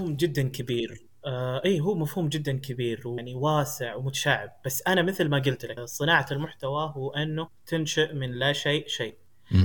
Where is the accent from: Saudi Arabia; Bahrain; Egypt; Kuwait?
Saudi Arabia; Ha'il, Ha'il Province; also born or lived in India; مواليد السعوديه ولدت في حائل